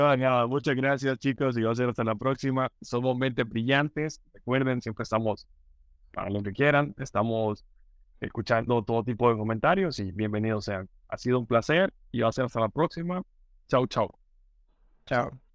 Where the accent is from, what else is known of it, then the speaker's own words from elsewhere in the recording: Honduras; como hondureño